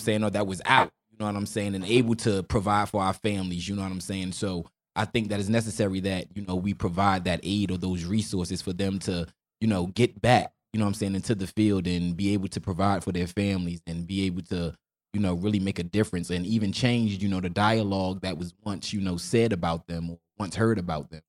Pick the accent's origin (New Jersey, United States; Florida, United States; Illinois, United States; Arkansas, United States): New Jersey, United States; Newark; I was born and raised, you know, Newark, New Jersey